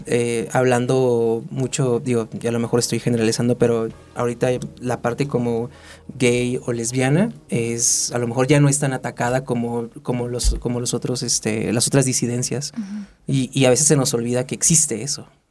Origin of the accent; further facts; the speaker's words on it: Tijuana, Baja California, Mexico; moved away as an adult; now in Mexico City, Mexico; yo vengo desde de, Tijuana, yo soy de Tijuana